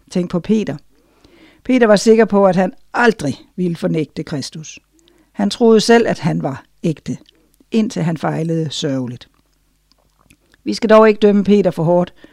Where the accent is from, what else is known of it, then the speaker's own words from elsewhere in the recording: Denmark; Jeg ved, hvad jeg taler om, for jeg voksede op i Danmark, min far var udlært bager